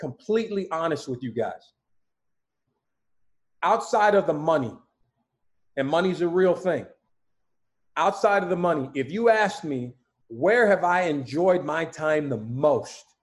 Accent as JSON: {"language": "English", "region": "Utah", "country": "United States", "moved": "yes", "said": "I'm from Utah"}